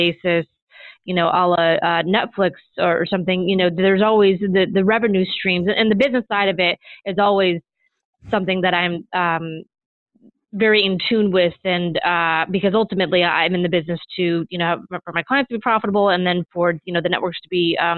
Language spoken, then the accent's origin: English; Midwest, United States; moved away; I grew up in the Midwest